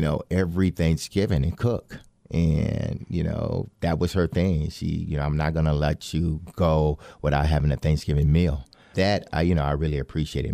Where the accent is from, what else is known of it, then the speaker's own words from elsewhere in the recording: Detroit, Michigan, United States; born and raised in Detroit, Michigan